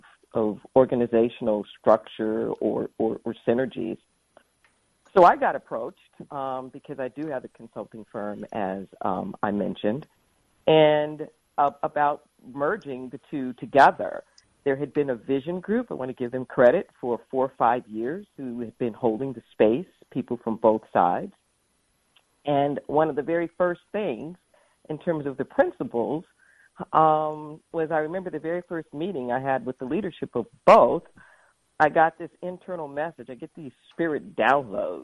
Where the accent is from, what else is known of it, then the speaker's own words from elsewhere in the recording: Los Angeles, California, United States; moved away as an adult; now in Santa Cruz, United States; I was raised in the Los Angeles area